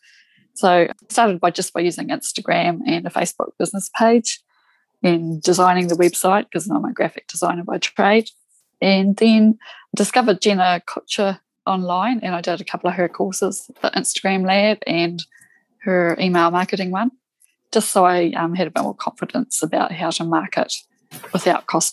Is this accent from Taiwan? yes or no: no; South Island, New Zealand; I'm from New Zealand, right down the bottom of the South Island in New Zealand